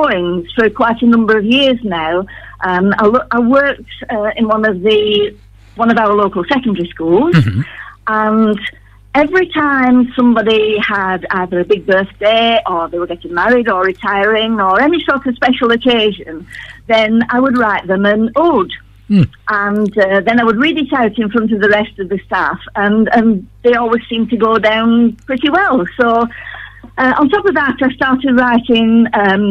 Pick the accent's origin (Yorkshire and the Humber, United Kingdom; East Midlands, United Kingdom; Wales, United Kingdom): Yorkshire and the Humber, United Kingdom; Todmorden; accent: Lancastrian; also born or lived in Rawtenstall; now in Bacup, United Kingdom; I'm originally a Tomerden girl, but then I came over to the Valley and lived in Rottenstall for a while. But now I've been living in Baycrop for the last 2.5 years.